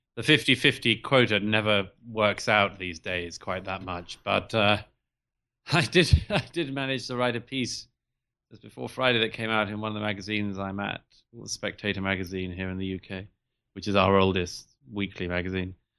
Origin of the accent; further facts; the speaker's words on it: United Kingdom; the U K in particular, where I'm from, as I'm sure your listeners can tell from my accent.